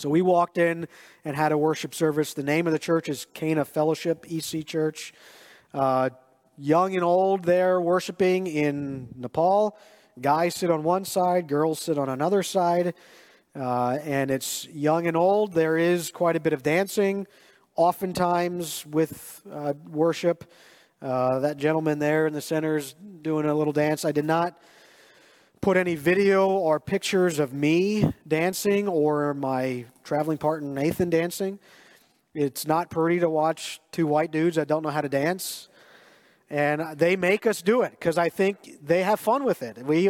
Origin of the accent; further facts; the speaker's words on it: Lancaster County, Pennsylvania, United States; also born or lived in Schuylkill Haven, Pennsylvania; growing up in Lancaster County, where as far as the eye can see is cornfields.